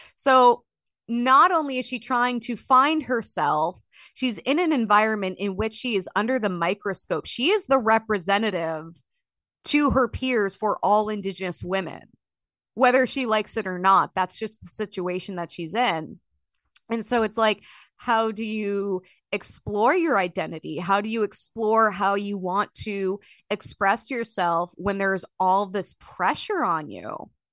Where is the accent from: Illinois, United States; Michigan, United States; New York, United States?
Illinois, United States; now in Minnesota, United States; growing up in Illinois